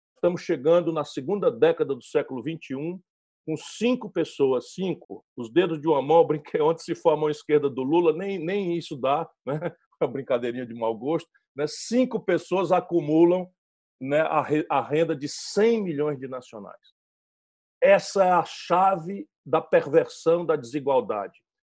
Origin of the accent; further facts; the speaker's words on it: Sobral, Ceará, Brazil; o ambiente onde eu fui criado, interior do Nordeste do Brasil, Sobral